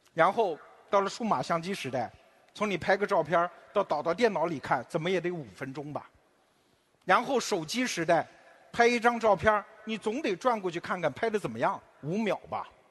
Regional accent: China; 我们中国人现在两代人之间经常会为你结不结婚有争论

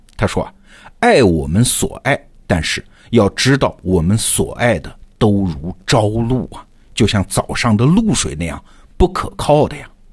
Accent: China; 我们中国人

